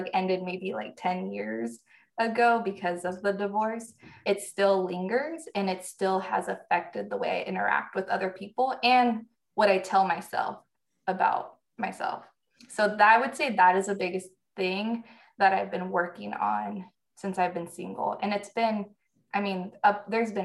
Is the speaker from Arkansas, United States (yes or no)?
no; Northern California, United States; moved away as an adult; also born or lived in Iowa / North Carolina / Key West, Florida; born and raised in Northern California.